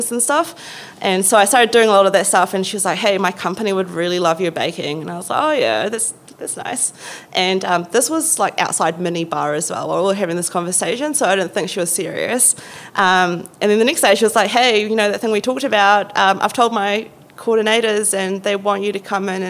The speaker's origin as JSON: {"language": "English", "country": "Philippines", "moved": "yes", "lives_now": "Wellington, New Zealand", "said": "I'm Filipino."}